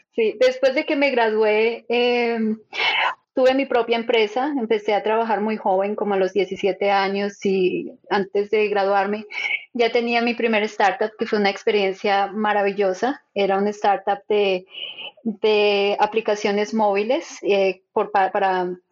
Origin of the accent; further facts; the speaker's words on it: Bogotá, Colombia; moved away as an adult; also born or lived in Switzerland; now in Silicon Valley, United States; yo soy de Colombia, nací en Bogotá y me crié en Bogotá toda mi vida allá hice mis estudios